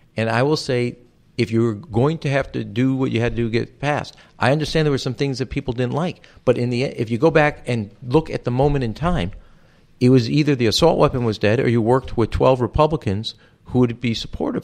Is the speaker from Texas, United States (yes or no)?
no; Chicago, Illinois, United States; my birth certificate to prove I was from Chicago, not Israel